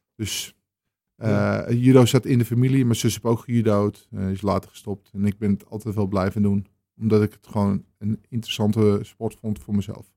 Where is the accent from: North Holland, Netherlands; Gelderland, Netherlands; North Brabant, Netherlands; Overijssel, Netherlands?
North Holland, Netherlands; Amsterdam; moved away as an adult; now in Purmerend, Netherlands; Ik kom zelf uit de Jordaan in Amsterdam. En ehm, ik eh, woon sinds 1999, 1990 eh, in Purmerend